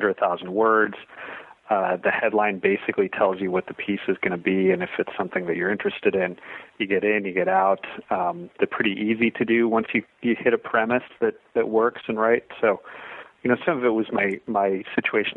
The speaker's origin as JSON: {"language": "English", "town": "Northbrook", "region": "Illinois", "country": "United States", "tie": "born or raised there", "also_born_or_lived": "Chicago, Illinois / Lake Charles, Louisiana", "moved": "as an adult", "said": "I grew up in the Chicago suburbs and then went to school downstate, University of Illinois"}